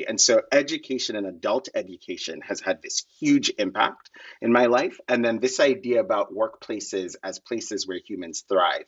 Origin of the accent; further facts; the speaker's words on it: Kenya; moved away as an adult; now in United States; I grew up in Kenya. I grew up very poor in Kenya.